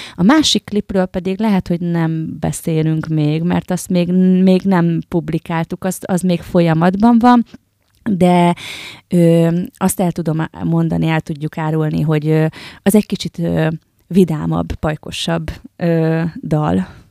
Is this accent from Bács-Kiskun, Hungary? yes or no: no; Győr, Győr-Moson-Sopron, Hungary; Győr Szent Ivánon, Győrhöz tartozik, de számomra még mindig egy kis falu. Nőttem fel, ide is költöztem vissza